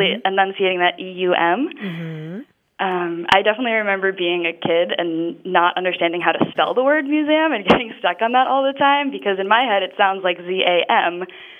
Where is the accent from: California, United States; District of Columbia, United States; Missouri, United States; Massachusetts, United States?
Massachusetts, United States; southeastern; moved away as an adult; now in Washington, D.C., United States; I am originally from a small town in southeastern Massachusetts, and I moved down to D.C. recently